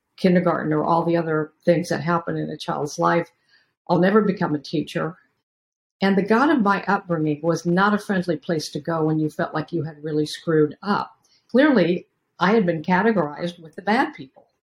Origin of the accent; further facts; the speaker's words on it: Beaverton, Oregon, United States; I grew up in Beaverton, Oregon, a suburb of Portland, Oregon